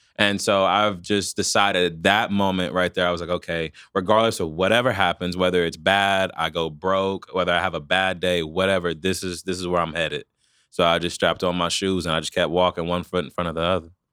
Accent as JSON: {"language": "English", "town": "Wichita", "region": "Kansas", "country": "United States", "tie": "born or raised there", "said": "I'm born and raised from here."}